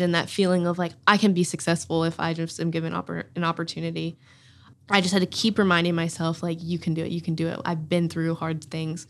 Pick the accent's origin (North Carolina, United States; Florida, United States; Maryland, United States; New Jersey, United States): North Carolina, United States; Durham; I'm from Durham, North Carolina. I grew up a Tar Heel through and through